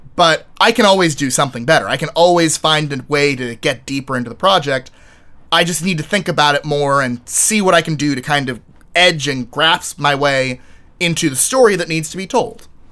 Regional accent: Texas, United States; moved away; I was from Texas

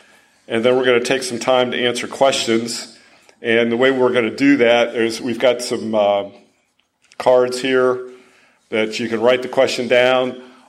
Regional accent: Franklin, Tennessee, United States; I'm from Franklin, Tennessee.

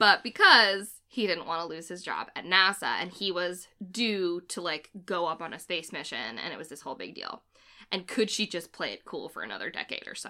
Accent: Framingham, Massachusetts, United States; I'm from Framingham, which I've said before, Framingham, Massachusetts, and my hometown has a special fascination with astronauts

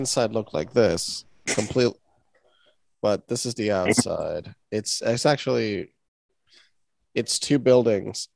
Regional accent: Puerto Rico; now in New York, United States; I'm originally from Puerto Rico, now living in New York for now

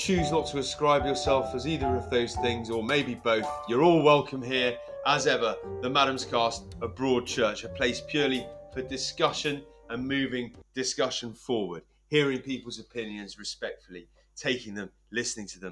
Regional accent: England, United Kingdom; now in Scotland, United Kingdom; as an Englishman living in northeast Scotland

